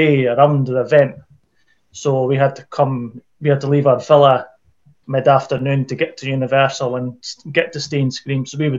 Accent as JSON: {"language": "English", "region": "Scotland", "country": "United Kingdom", "said": "I'm Scottish."}